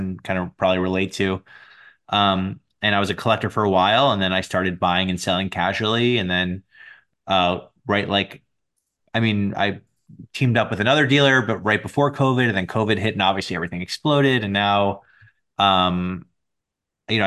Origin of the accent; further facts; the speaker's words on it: New York, United States; I'm from New York. I live here now.